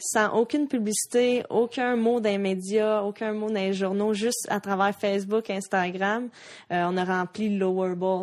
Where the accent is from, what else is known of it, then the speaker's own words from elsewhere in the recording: Quebec, Canada; rester au Canada, jouer pour mon pays, jouer pour ma province, ici au Québec